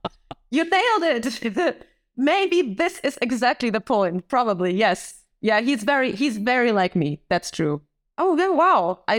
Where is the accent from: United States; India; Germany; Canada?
Germany; English is a second language; My parents are Polish, so they are from Warsaw, but I was born in Germany and like my education was in Germany. So I went to normal schools. Unfortunately, we moved a lot. So every year we moved to a different city until I was 11.